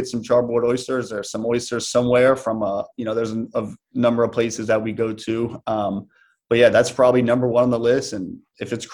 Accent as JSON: {"language": "English", "town": "New Orleans", "region": "Louisiana", "country": "United States", "tie": "born or raised there", "said": "I was playing arena football for the New Orleans Voodoo, my hometown team"}